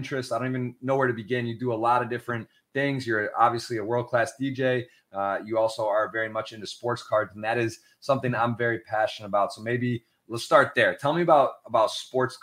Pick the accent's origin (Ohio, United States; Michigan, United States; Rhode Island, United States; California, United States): Michigan, United States; I'm from Michigan